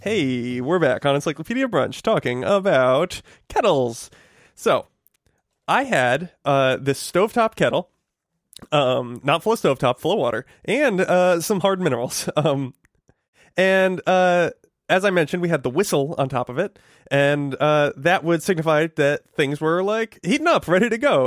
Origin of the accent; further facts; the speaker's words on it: Connecticut, United States; moved away; where I grew up in Connecticut